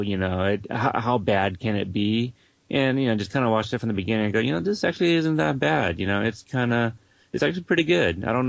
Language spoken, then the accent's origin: English; Portland, Oregon, United States; also born or lived in Dallas-Fort Worth, Texas; I grew up here. I'm almost 32 now, and I think we came up here when I was about 5 or 6.